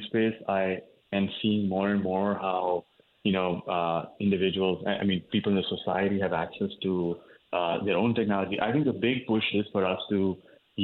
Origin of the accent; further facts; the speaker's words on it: northern India, India; moved away as an adult; now in United States; I grew up in India. I grew up in the north part of the country, where I went to medical school as well.